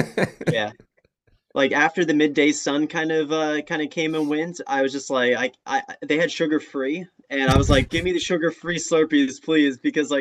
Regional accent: East Coast, United States; predominantly I grew up on the East Coast.

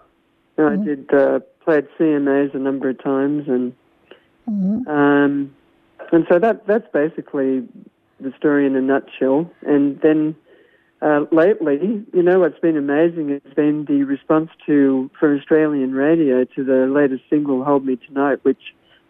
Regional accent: Temecula, California, United States; I'm from the Temecula wine country area.

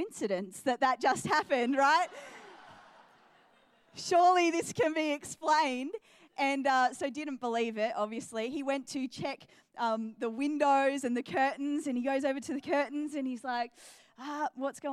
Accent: New Zealand; also born or lived in England / Adelaide, Australia / Geelong, Australia; now in Australia; So born into a Muslim family, and we moved to New Zealand when I was 2 years old, and so grew up in New Zealand.

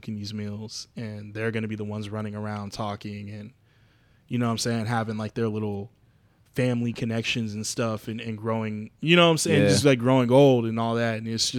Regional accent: Abilene, Texas, United States; I had this idea of my hometown, my mom's hometown, Abilene, Texas. So that's where we have our reunions and stuff.

